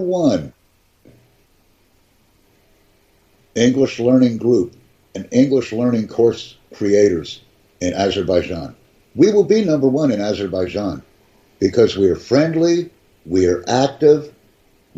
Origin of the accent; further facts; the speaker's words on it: United States; I'm from the United States.